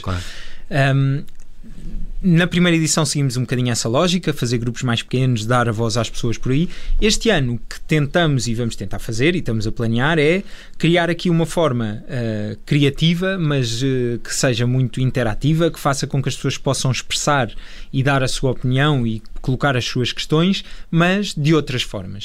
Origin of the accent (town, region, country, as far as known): Portugal